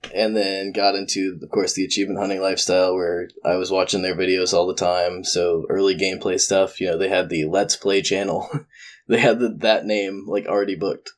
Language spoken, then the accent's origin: English; Georgia, United States; I'm from Georgia